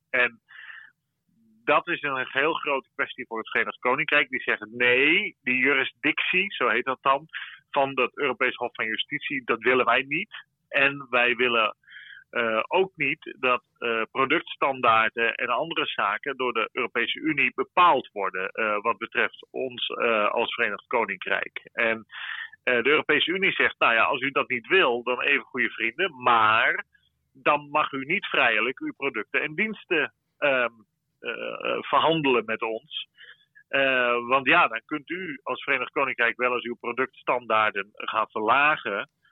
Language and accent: Dutch; Netherlands; now in Brussels, Belgium; wij als Nederlanders